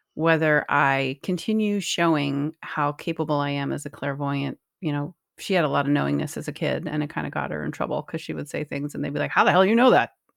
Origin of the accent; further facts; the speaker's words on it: Northeast, United States; growing up in the Northeast